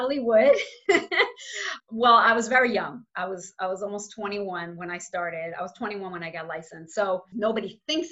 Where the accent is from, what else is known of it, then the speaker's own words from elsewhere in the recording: New York City, New York, United States; I grew up in Crown Heights